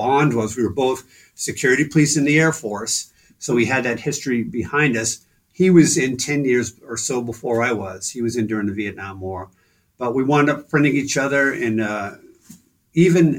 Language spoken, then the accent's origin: English; Stoneham, Massachusetts, United States; moved away as an adult; also born or lived in Somersworth, New Hampshire / Dover, New Hampshire / Melrose, Massachusetts; I grew up in Stoneham, Mass